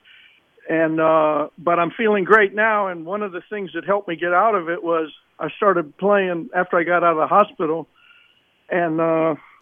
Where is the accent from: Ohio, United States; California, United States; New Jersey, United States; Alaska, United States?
Ohio, United States; now in New York, United States; when I was growing up in Ohio